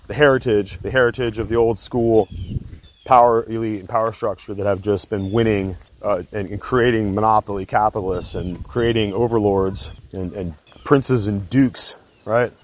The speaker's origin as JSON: {"language": "English", "country": "United States"}